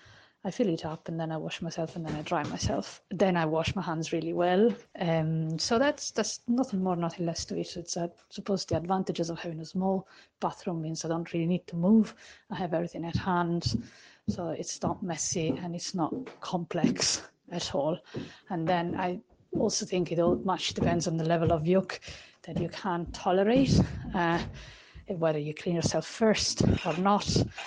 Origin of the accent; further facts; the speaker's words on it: Italy; I grew up in Italy, so a country where bidets are everywhere, and I really missed it.